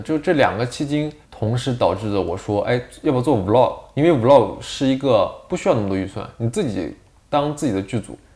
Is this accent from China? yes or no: yes; Northwest China, China; 我山西人，我也是前后鼻音不分。这方面是错乱，西北人嘛，西北那块儿